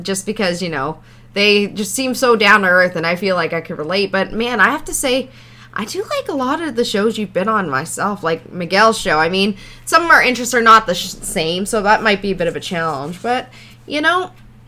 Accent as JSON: {"language": "English", "town": "Toronto", "region": "Ontario", "country": "Canada", "tie": "born or raised there", "said": "we're from Toronto area"}